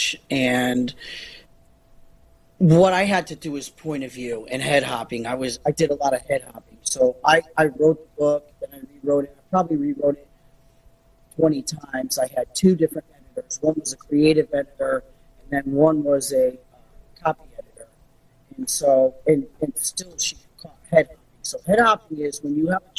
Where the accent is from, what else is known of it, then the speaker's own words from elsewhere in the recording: Connecticut, United States; I'm Connecticut